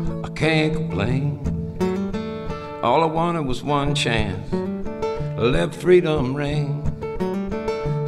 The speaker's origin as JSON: {"language": "English", "town": "Beaverton", "region": "Oregon", "country": "United States", "tie": "born or raised there", "also_born_or_lived": "Portland, Oregon", "said": "back in my hometown. I grew up in Beaverton"}